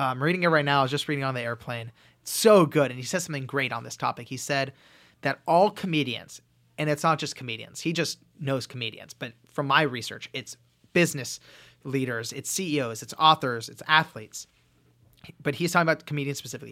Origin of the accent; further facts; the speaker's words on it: Los Angeles, California, United States; I grew up in Los Angeles.